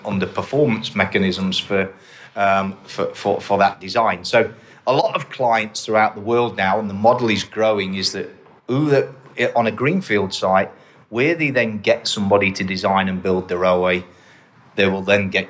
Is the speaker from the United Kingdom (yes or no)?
yes; England, United Kingdom; moved away as an adult; now in Australia; I joined British Rail 38 years ago, and back in the UK, and I think most people know from my accent where I'm from